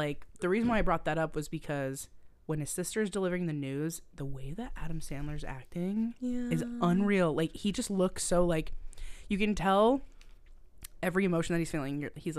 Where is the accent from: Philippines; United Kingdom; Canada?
Canada; I'm so Canadian.